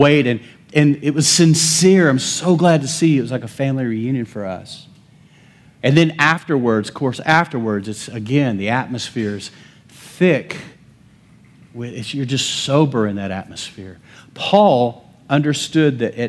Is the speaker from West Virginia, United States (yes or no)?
no; Lubbock, Texas, United States; I'm from Lubbock